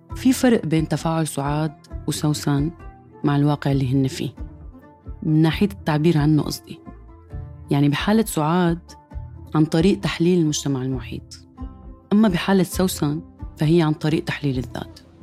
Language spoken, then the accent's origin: Arabic; Syria; moved away as an adult; من تسع سنين طلعت من سوريا